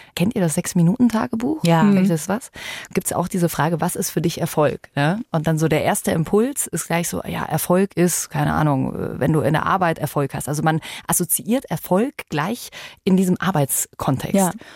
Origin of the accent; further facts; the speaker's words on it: Germany; bei uns in Deutschland